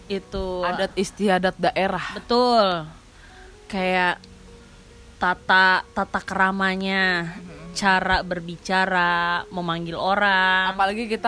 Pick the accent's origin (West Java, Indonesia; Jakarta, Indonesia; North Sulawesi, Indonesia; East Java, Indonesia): Jakarta, Indonesia; gue sebenarnya lahir doang di Jakarta gede baru cuma sampai SD doang di sini